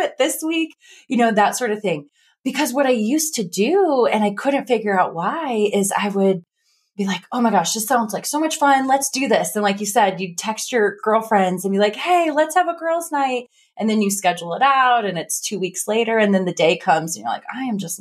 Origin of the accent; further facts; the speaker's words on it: Midwest, United States; accent: Midwest; That's my Midwest accent